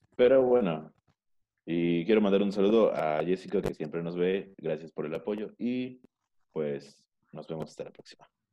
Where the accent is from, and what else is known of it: Mexico